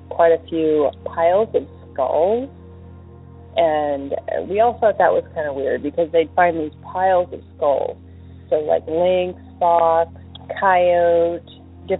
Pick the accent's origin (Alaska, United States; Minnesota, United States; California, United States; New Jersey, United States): Alaska, United States; I'm from Alaska